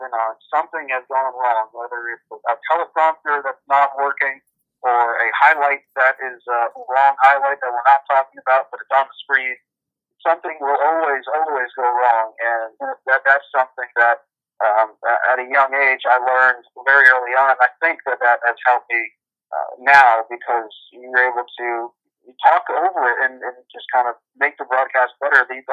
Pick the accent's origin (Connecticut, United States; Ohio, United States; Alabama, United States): Connecticut, United States; moved away as an adult; I grew up in Connecticut